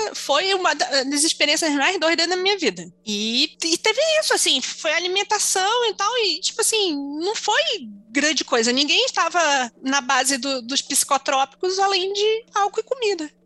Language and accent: Portuguese; Manaus, Amazonas, Brazil; Região norte, eu sou de Manaus.